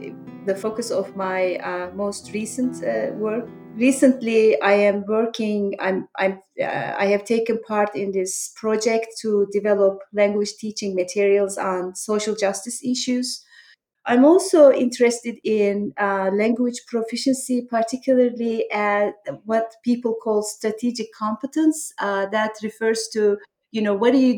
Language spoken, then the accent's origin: English; Black Sea region of Turkey, Turkey; moved away as an adult; also born or lived in Ankara, Turkey; now in Pittsburgh, United States; I grew up in Turkey, so my journey started in a small town in the Black Sea region of Turkey, and then I went to college in Ankara